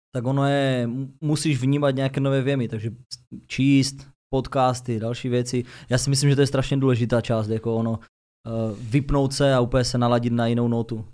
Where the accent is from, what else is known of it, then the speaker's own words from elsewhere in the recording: Ostrava, Moravian-Silesian Region, Czechia; Já už teda na Dubině nebydlím, ale prostě kdykoliv tam přijdu, tak se cítím, že jsem doma.